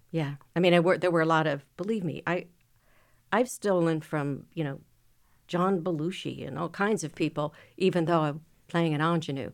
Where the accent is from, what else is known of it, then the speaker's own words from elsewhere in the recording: Minneapolis, Minnesota, United States; I grew up in Minneapolis.